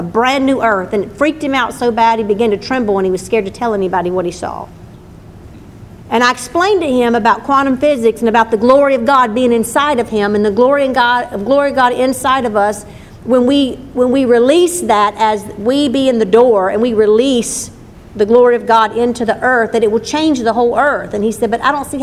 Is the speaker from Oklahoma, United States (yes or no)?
no; Livingston, Louisiana, United States; And in the town I grew up in, and I moved there when I was two